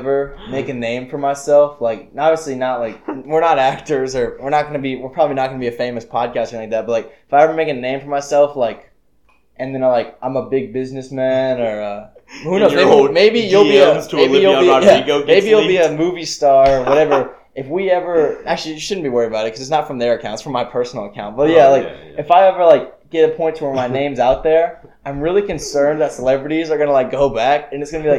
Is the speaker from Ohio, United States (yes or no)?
no; Georgia, United States; I'm from Georgia